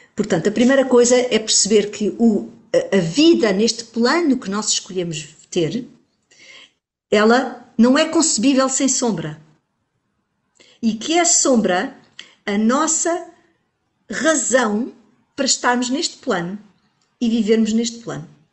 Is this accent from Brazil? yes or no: no; Portugal; Como portuguesa que sou